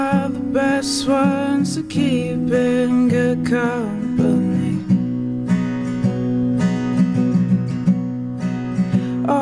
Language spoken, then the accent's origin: English; Chicago, Illinois, United States; I'm from Chicago, the South Side, over there